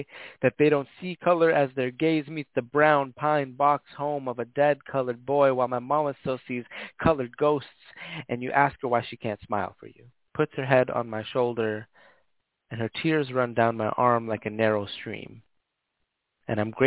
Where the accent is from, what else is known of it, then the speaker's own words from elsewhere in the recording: Toronto, Ontario, Canada; also born or lived in Hamilton, Ontario; I was born in Toronto, like downtown Toronto. It wasn't until I was a bit older that we moved out into kind of like the suburb area of Toronto